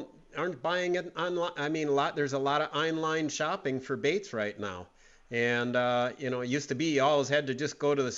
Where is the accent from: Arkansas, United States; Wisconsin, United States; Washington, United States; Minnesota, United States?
Wisconsin, United States; Green Bay; When I grew up in Green Bay